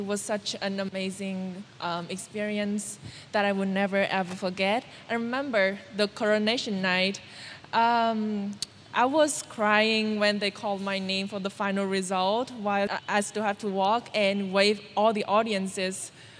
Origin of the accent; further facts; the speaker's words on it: Vietnam; English is a second language; to reach out further to the underprivileged, not only in my hometown, but many, many other provinces in not only Vietnam, but also in the world.